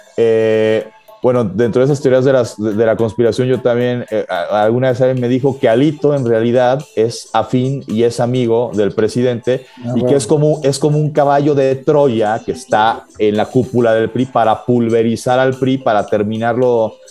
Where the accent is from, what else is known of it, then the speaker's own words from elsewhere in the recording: Mexico; yo lo digo como mexicano de este lado